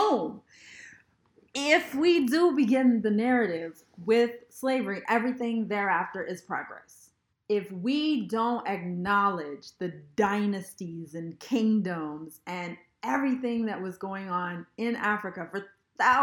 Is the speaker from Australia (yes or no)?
no; Canada; my experience traveling as a Canadian